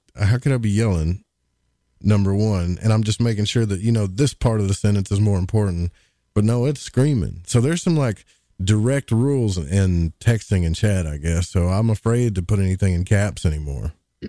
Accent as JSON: {"language": "English", "region": "Arkansas", "country": "United States", "accent": "Southern drawl"}